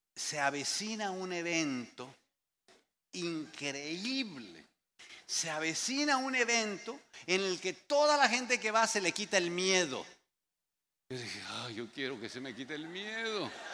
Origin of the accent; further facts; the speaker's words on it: Mexico; Había como cinco mexicanos allá afuera, los que estábamos ahí llegando